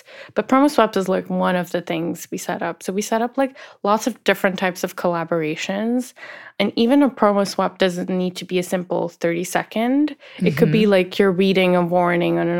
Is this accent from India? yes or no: yes; India; I'm from India